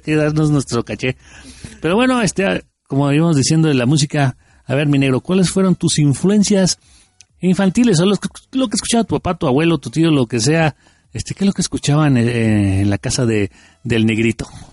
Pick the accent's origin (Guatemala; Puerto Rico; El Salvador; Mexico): Mexico; como buenos mexicanos